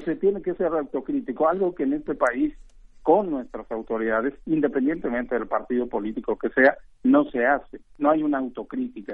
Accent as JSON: {"language": "Spanish", "region": "Guanajuato", "country": "Mexico", "tie": "born or raised there", "said": "yo soy oriundo del Estado de Guanajuato"}